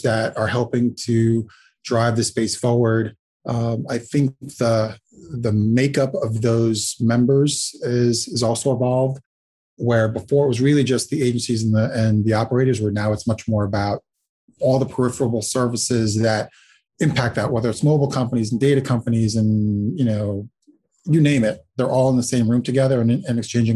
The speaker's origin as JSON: {"language": "English", "country": "Latvia", "tie": "born or raised there", "moved": "yes", "lives_now": "New York City, United States", "said": "I was born in Latvia."}